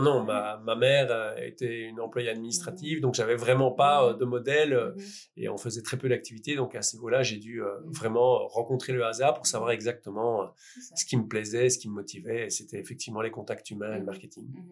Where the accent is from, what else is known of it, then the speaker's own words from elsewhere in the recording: Liège, Wallonia, Belgium; je venais de Liège, donc un euh, bon liégeois ne sait évidemment pas euh, parler néerlandais